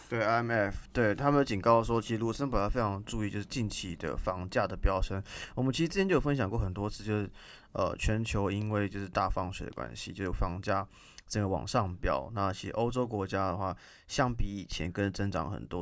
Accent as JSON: {"language": "Chinese", "country": "Taiwan", "said": "我们台湾人"}